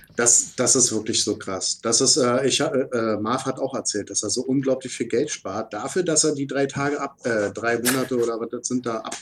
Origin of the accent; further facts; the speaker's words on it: Berlin, Germany; wir als Berliner